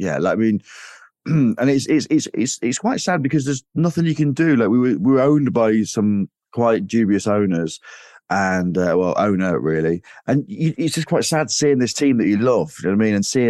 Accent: Grimsby, Yorkshire and the Humber, United Kingdom; So I grew up in Grimsby, and it was just my mum growing up.

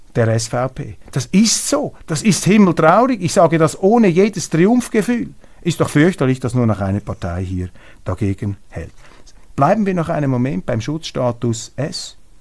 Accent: Switzerland

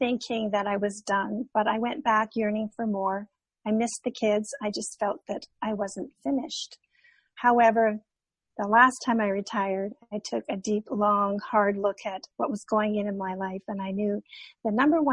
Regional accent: Canada; moved away as an adult; now in California, United States; I'm originally from Canada

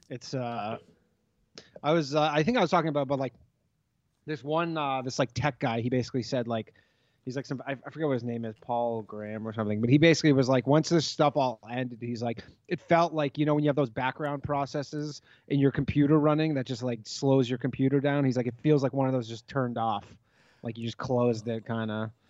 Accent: Toronto, Ontario, Canada; moved away; we're both from Toronto

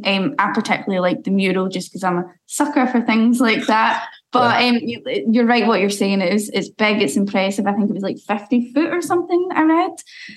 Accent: Scotland, United Kingdom; as a Scottish person

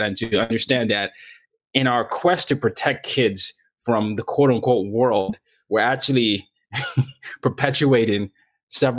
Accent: Nigeria; I grew up in a dictatorship

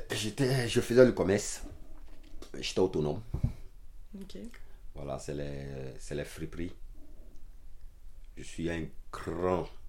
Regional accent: Abidjan, Côte d’Ivoire; born there; also born or lived in Tafiré; je suis né dans la capitale économique, Abidjan. Mais ma ville, en fait, je suis bon, je suis né à Abidjan. Mais en fait, je suis plus au nord de la Côte d'Ivoire dans la ville de Tafiré.

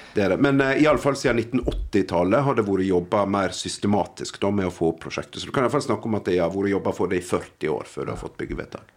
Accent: Nordfjord, Vestland, Norway; for meg som nordfjording

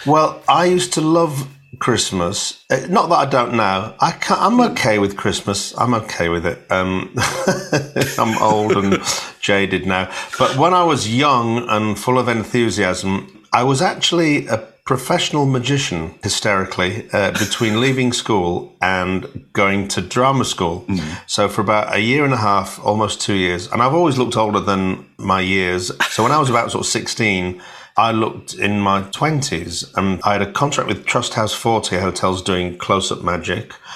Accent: Hull, Yorkshire and the Humber, United Kingdom; I'm from Hull and I was born on a council estate.

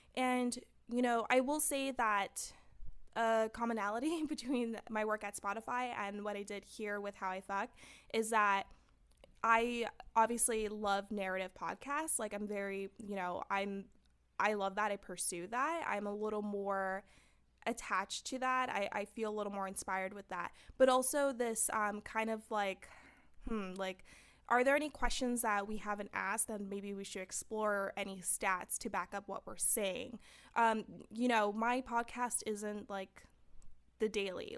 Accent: San Fernando, California, United States; I'm from San Fernando, and you know, we didn't have people going to college

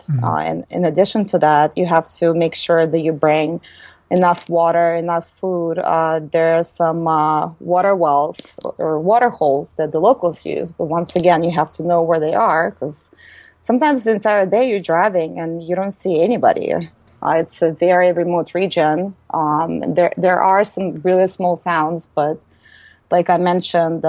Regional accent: United States; also born or lived in Moscow, Russia; I grew up in the United States.

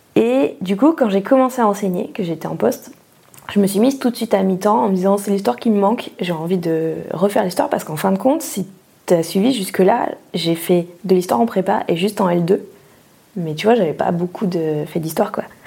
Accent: Pau, Nouvelle-Aquitaine, France; moved away as an adult; also born or lived in Bordeaux / Toulouse; J'ai grandi sous la pluie euh, à Pau

